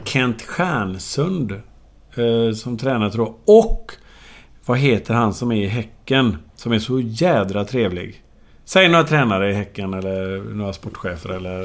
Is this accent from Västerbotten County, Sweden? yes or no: no; Gothenburg, Västra Götaland, Sweden; där växte jag upp. Och så gick jag ju då, som jag sa, i Toleskolan